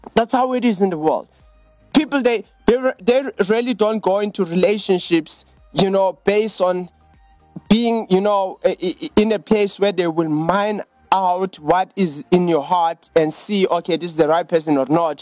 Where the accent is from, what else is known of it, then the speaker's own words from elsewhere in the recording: Johannesburg, Gauteng, South Africa; We are from Johannesburg in South Africa.